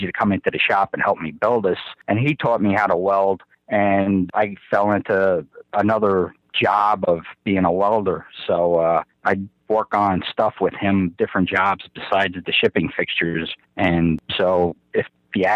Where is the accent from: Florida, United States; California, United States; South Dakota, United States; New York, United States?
New York, United States; New York City; accent: Brooklyn; moved away as an adult; also born or lived in Dallas, Texas; it's not a Boston accent. I'm from Brooklyn